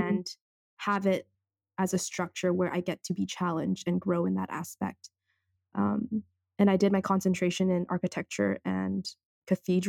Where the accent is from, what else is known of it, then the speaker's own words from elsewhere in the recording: Vancouver, British Columbia, Canada; I'm born and raised in Vancouver